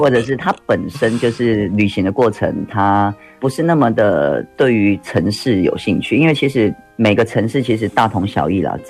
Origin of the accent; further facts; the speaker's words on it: Yilan County, Taiwan; 我们宜兰当地有推一种乡镇的这种公车，它一个小时才一班。